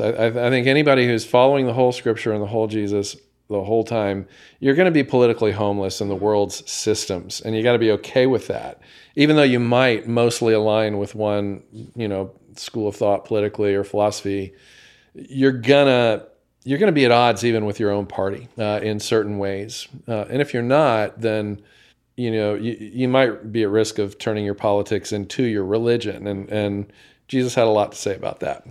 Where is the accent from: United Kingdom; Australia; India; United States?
United States; as an American